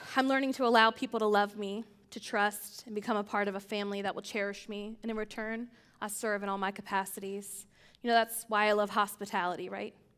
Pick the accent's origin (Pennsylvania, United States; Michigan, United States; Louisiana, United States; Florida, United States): Pennsylvania, United States; I grew up in Pennsylvania, a small town outside of Amish country